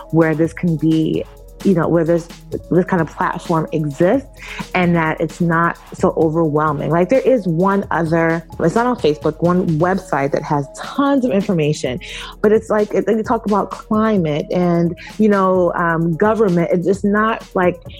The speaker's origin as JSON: {"language": "English", "region": "California", "country": "United States", "tie": "born or raised there", "also_born_or_lived": "Brooklyn / New York", "said": "I was born and raised, well, I was born in Brooklyn and raised by coastal between California, the Bay Area, and New York. I kind of spent my childhood."}